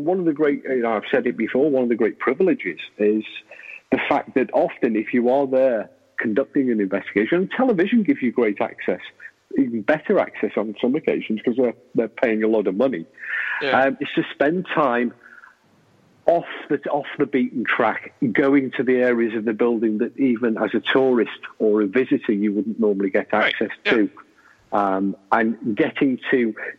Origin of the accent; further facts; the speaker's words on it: United Kingdom; being British, is we get a bit blasé about our history. You know, we're not short of old buildings over here.